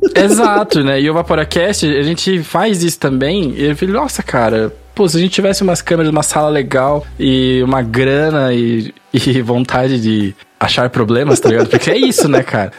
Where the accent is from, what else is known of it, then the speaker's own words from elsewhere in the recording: Curitiba, Paraná, Brazil; Porque a gente é de Curitiba